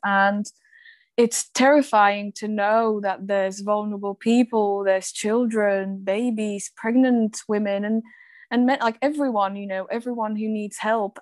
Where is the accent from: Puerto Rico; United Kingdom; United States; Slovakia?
Slovakia; my home country slovakia